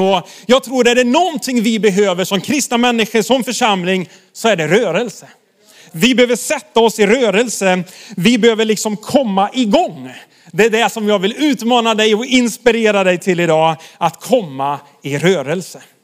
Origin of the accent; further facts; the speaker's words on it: Sweden; vi svenskar